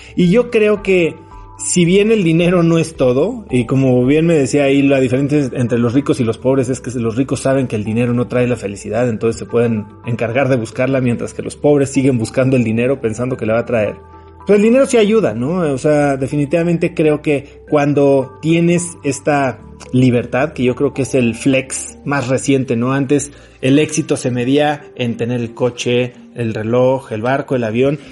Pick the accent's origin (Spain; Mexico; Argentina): Mexico; also born or lived in New York / Miami; soy mexicano